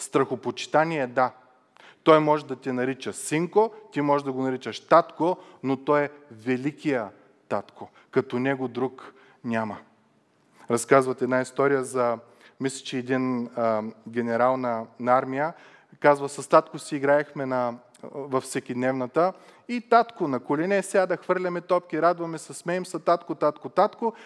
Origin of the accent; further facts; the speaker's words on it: Bulgaria; съм българин